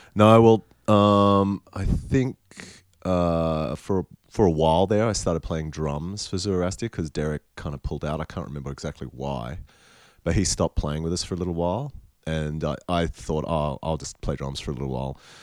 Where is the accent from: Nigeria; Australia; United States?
Australia; North Queensland; also born or lived in Sydney, New South Wales / Mackay, Queensland / Cairns, Queensland; I was born in Sydney in Paddington in the Women's Hospital and I lived there for the first 3 or 4 years of my life. Then I think they moved moved to uh, Cairns, my parents. Uh-huh. Um, and oh no, sorry, Mackay, so really North Queensland